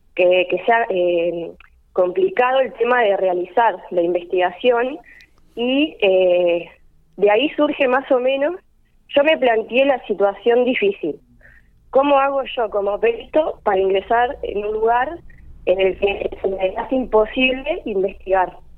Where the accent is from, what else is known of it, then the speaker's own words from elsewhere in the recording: Carlos Tejedor, Buenos Aires Province, Argentina; moved away as an adult; now in González Moreno, Argentina; Soy de Carlos Tejedor